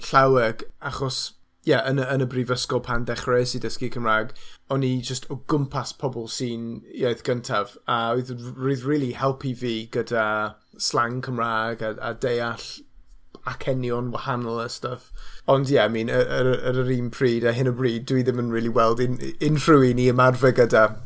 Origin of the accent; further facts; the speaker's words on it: Wales, United Kingdom; ni gyd yn swnio fel ni'n dod o Gymru, achos ni yn dod o Gymru, fi a ti, a yr acen ni, it's like, just as legitimate yn fy marn ni.